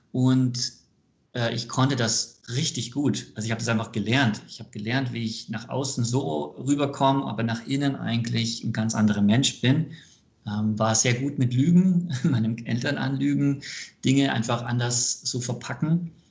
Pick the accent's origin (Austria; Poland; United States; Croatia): United States; born there; Ich bin ähm, gebürtiger Amerikaner.